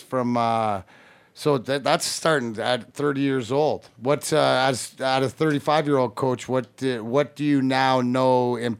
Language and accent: English; Leamington, Ontario, Canada; now in Michigan, United States; it reminds me of growing up in Leamington, going to the rinks